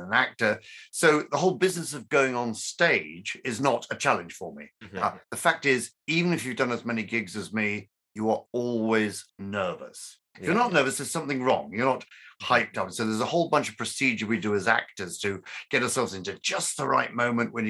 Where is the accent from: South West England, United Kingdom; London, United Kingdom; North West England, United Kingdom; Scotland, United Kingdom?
London, United Kingdom; born and bred London